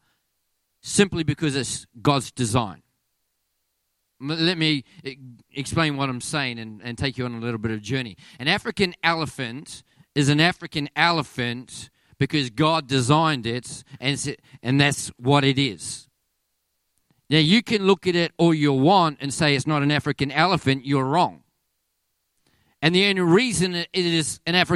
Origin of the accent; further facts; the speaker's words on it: Australia; accent: Aussie; my Aussie accent